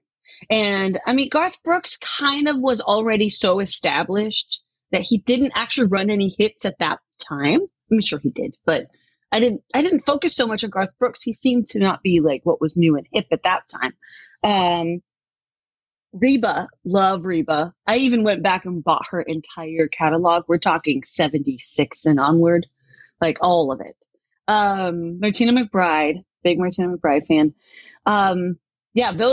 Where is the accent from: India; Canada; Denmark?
Denmark; now in Tacoma, United States; I grew up in Denmark